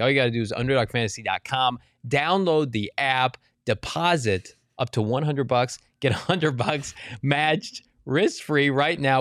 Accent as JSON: {"language": "English", "town": "Maricopa", "region": "Arizona", "country": "United States", "tie": "born or raised there", "said": "My hometown, Maricopa, Arizona"}